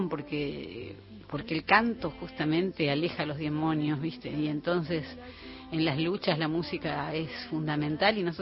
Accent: Cosquín, Córdoba, Argentina; que, tienen ese espacio son también de Córdoba, de Cosquín, justamente uno de ellos, Axel Mastronardi, de donde soy yo.

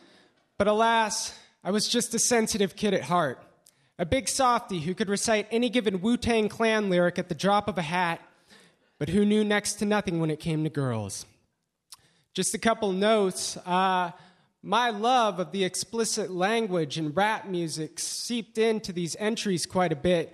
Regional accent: Eugene, Oregon, United States; I was raised in Eugene, Oregon.

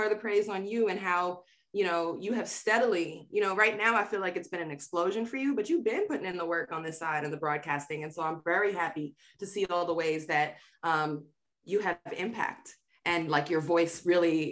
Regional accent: New York City, New York, United States; moved away as an adult; growing up in Queens

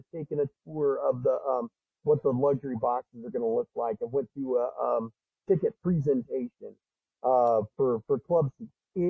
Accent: Bay Area, California, United States; I'm a kid from the Bay Area

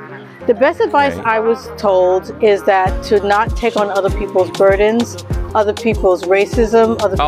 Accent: New York City, New York, United States; Ever since growing up in the Bronx in New York

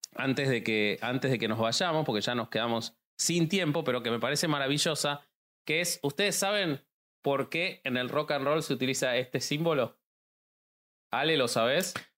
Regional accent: Argentina; los argentinos somos muy supersticiosos

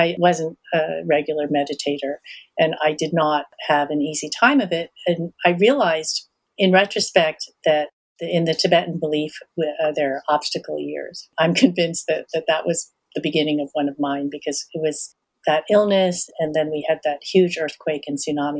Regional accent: United States; being American, but Asian American, and Asian American at a time when there were very few Asian Americans, right? And certainly not in my communities anyway, in the 60s

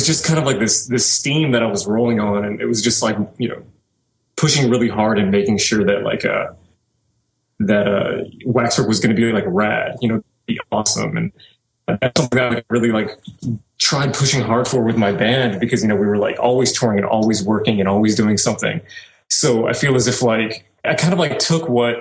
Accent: New Orleans, Louisiana, United States; I was born and raised in New Orleans, Louisiana

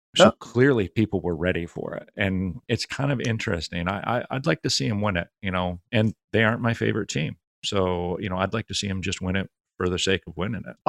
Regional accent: New England, United States; I'm from New England

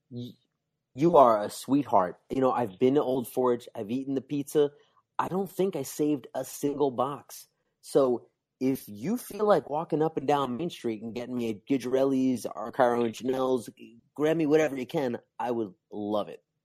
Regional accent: New Jersey, United States; I grew up in New Jersey

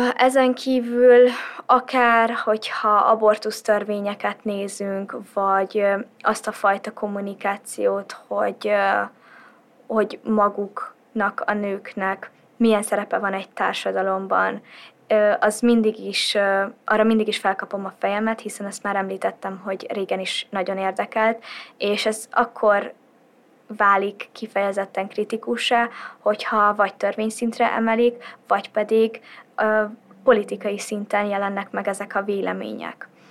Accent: Hungary; a szülőhazámban azokon a dolgokon, amiket én most úgy látok, hogy változást igényelnek, hozzátegyek és változtassak

